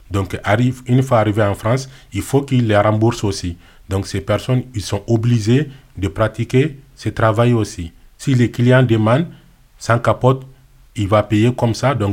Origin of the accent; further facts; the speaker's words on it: Mali; moved away; Je suis parti du Mali, donc je fais le Sahara, l'Algérie, la Libye, et je pris le bateau pneumatique pour arriver en Italie.